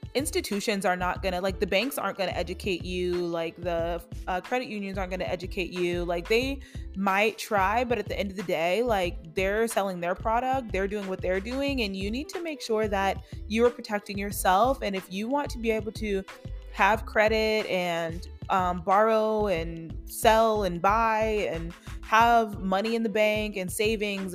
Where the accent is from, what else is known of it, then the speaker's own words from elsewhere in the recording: Charlotte, North Carolina, United States; I am from Charlotte